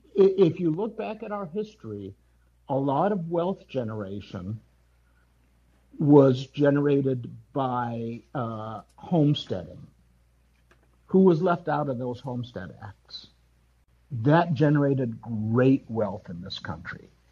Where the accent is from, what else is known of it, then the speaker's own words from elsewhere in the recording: Wisconsin, United States; I grew up in Wisconsin, went to an all white high uh, elementary school